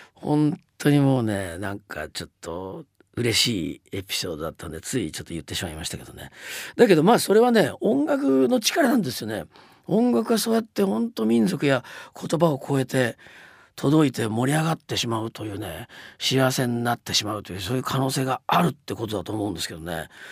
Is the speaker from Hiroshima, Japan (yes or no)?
yes; Hiroshima, Japan; now in New York, United States; 僕の地元であります広島市から広島市民賞をいただきました